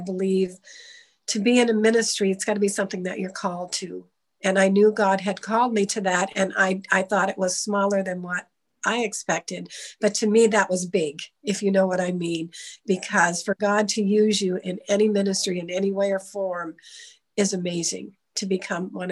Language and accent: English; Easton, United States; born or raised there